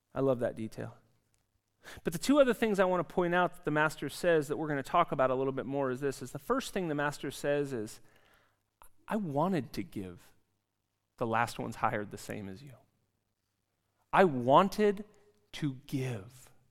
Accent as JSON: {"language": "English", "region": "California", "country": "United States", "moved": "yes", "lives_now": "Zurich, Switzerland", "said": "I come from California in the United States"}